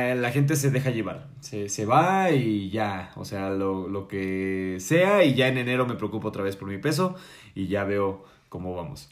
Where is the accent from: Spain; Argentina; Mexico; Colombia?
Mexico; nosotros como mexicanos